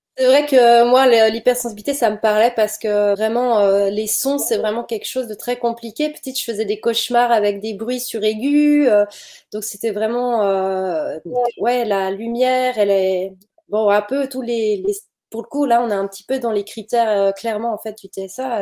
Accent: Switzerland; je viens de Suisse

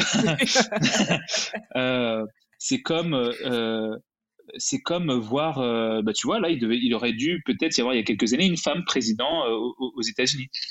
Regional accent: France; moved away as an adult; also born or lived in Canada; je suis venu au Canada, je suis français

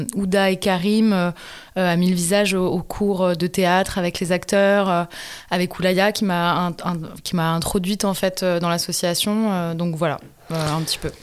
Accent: Montpellier, Occitania, France; moi, je viens du sud de la France, de Montpellier, donc juste à côté de Sète

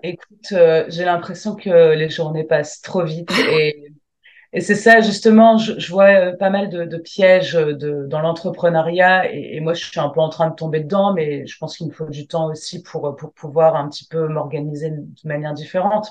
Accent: Lille, Hauts-de-France, France; je viens de Lille

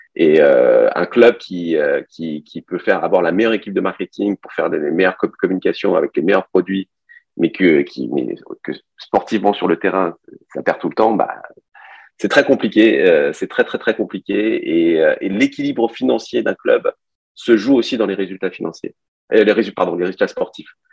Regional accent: Paris, Île-de-France, France; moved away as an adult; also born or lived in China / Montpellier / Canada; now in Nice, France; j'ai grandi à Paris. Moi, je, je suis, euh, suis d'origine chinoise. Je, suis arrivé en France, j'avais 6 ans. J'ai grandi à Paris

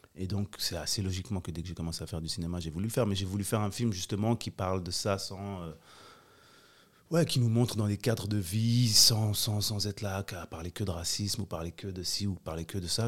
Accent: Geneva, Switzerland; J'ai grandi aux Avanchais.

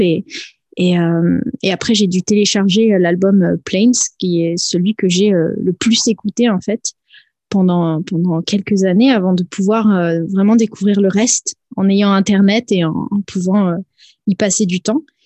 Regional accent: Nice, Provence-Alpes-Côte d'Azur, France; moved away; à la base, je viens de Nice

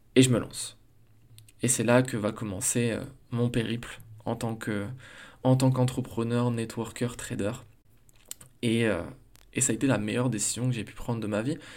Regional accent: Besançon, Bourgogne-Franche-Comté, France; also born or lived in Strasbourg; je retourne chez moi à Besançon

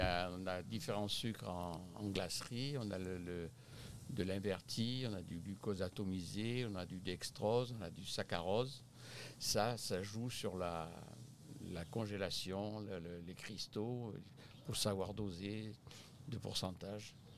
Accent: Bormes-les-Mimosas, Provence-Alpes-Côte d'Azur, France; moved away as an adult; now in Quebec, Canada; je suis originaire du sud de la France, de Bormes-les-Mimosas exactement

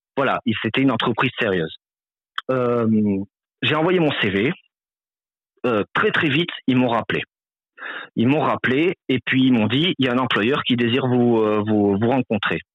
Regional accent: France; moved away as an adult; now in Quebec, Canada; je suis français, donc immigré assez un peu plus fraîchement

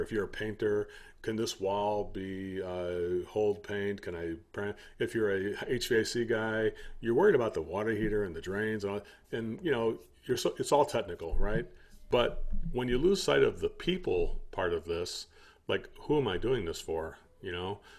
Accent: United States; I'm American

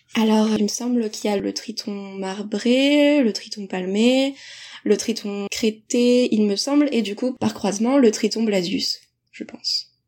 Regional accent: Deux-Sèvres, Nouvelle-Aquitaine, France; je suis des Deux-Sèvres et que je connaissais aussi le territoire, les spots, la biodiversité du coin

